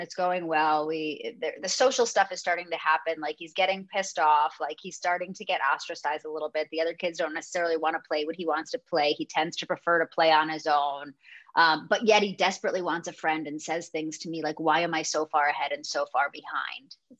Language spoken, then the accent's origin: English; Connecticut, United States; moved away as an adult; now in Los Angeles, United States; I'm from Connecticut. Like I know the Northeast